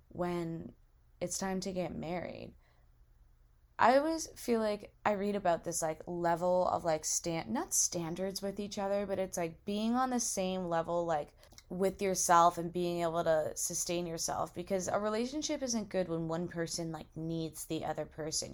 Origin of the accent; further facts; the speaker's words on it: Massachusetts, United States; moved away as an adult; now in Alabama, United States; I go to school in Alabama and I'm from Massachusetts